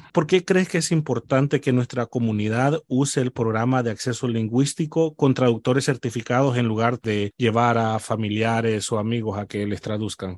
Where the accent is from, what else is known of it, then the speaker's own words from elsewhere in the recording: El Salvador; moved away; yo soy salvadoreño